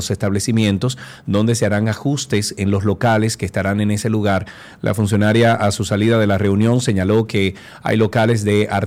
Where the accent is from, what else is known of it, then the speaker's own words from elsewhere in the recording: Sosúa, Puerto Plata, Dominican Republic; Yo crecí en Playa Sosúa. Eh, mi madre y mi familia me llevaban desde que yo nací, eh, mis padres tenían una, casa en, Los Charamicos, en Sosúa, y ahí nos pasábamos cuatro meses de nuestras vidas, todos los años.